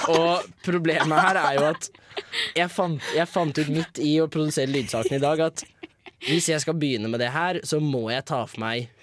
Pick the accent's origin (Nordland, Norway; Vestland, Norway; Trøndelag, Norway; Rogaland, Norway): Rogaland, Norway; Sandnes; Jeg kommer fra Sandnes